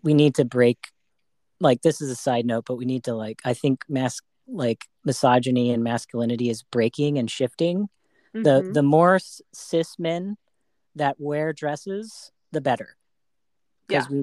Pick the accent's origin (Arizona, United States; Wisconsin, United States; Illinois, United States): Arizona, United States; now in Bay Area, United States; I grew up in Arizona